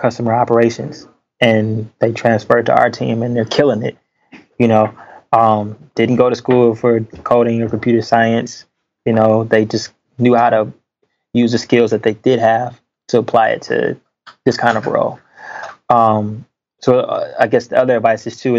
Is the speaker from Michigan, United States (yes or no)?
yes; Detroit, Michigan, United States; I grew up in Detroit, you know, the inner city